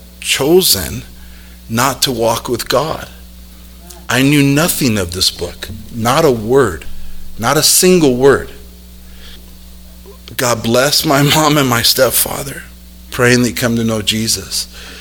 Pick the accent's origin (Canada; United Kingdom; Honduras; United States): United States; South El Monte, California; also born or lived in Los Angeles; I grew up born in L.A. and grew up in South El Monte